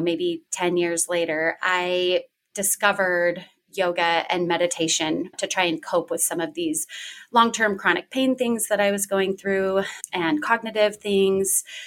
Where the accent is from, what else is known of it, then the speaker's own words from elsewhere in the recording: Washington, United States; I am originally from Washington State